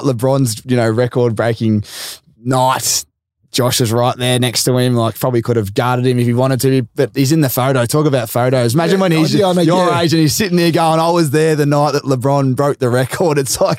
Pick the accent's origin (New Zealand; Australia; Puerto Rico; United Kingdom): Australia; It's great for Australian basketball and just being an Australian, isn't it?